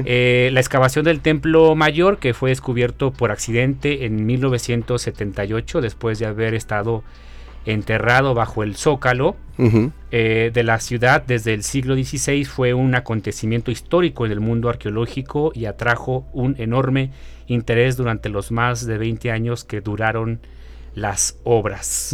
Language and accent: Spanish; Mexico; tenemos como sociedad mexicana